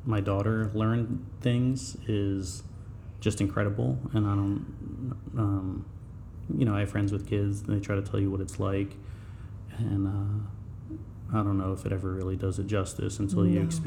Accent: Denville, New Jersey, United States; also born or lived in Boonton; I live in Boonton now. Yeah. I grew up in Denville

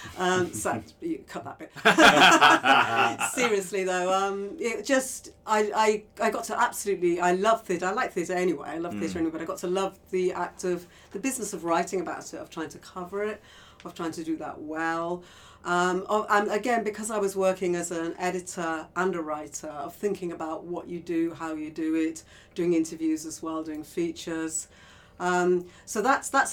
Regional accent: Liverpool, North West England, United Kingdom; I grew up in Liverpool

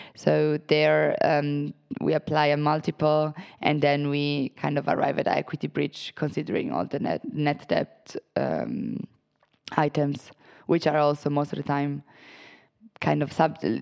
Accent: Italy; moved away as an adult; also born or lived in Portugal; I'm originally from Italy, was born and raised there.

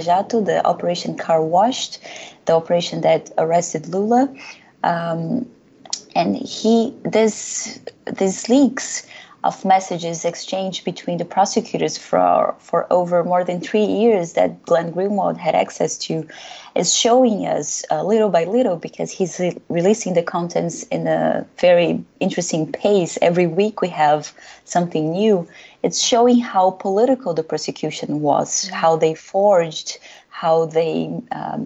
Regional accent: Brazil; moved away as an adult; now in United States; I'm Brazilian. I'm from Brazil

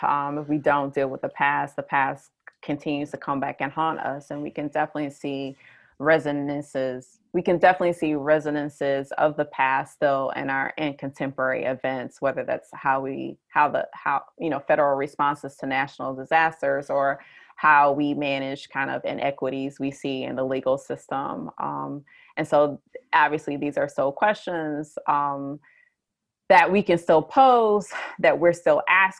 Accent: Detroit, Michigan, United States; now in Lawrence, United States; I'm from the Detroit area in Michigan

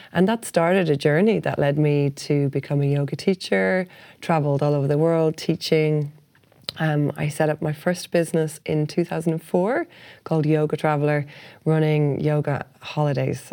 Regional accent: Ireland; also born or lived in Hong Kong

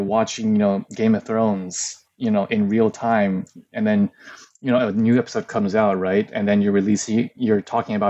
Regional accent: Ann Arbor, Michigan, United States; first language Mandarin Chinese; moved away as an adult; now in Taiwan; I grew up in America, you know, mostly Ann Arbor, Michigan, but I moved to Taiwan, where I am now, later on in life.

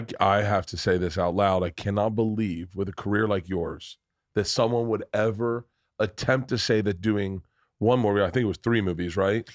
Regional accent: Florida, United States; we both grew up in the South

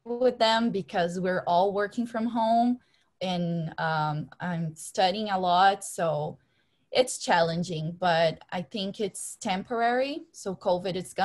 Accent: Brazil; now in Canada; I'm from Brazil, so we love beaches

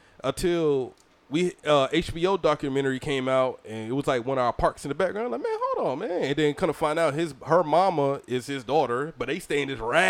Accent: St. Simons Island, Georgia, United States; and Jim Brown is from my hometown, right? People don't know that. Jim Brown was born in St. Simons Island, Georgia, right? And you know, I went to school with his granddaughter

